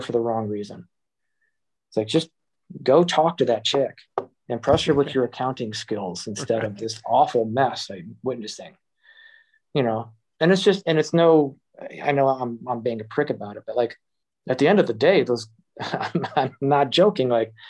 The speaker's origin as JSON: {"language": "English", "region": "Ohio", "country": "United States", "tie": "born there", "also_born_or_lived": "Michigan", "moved": "yes", "lives_now": "Boston, United States", "said": "I was born in Ohio, moved to Michigan, ended up going to the military, spending time in Kansas, Oklahoma, New Jersey, Texas. Eventually went back to Michigan to go to art school"}